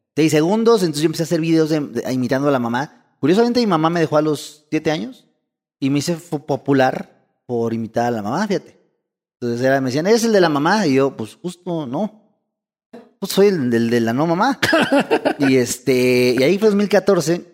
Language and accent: Spanish; Mexico